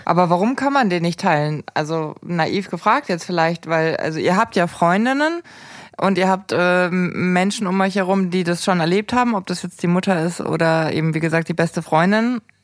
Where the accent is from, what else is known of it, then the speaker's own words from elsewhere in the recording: Erding, Bavaria, Germany; in Erding, äh, wo ich aufgewachsen bin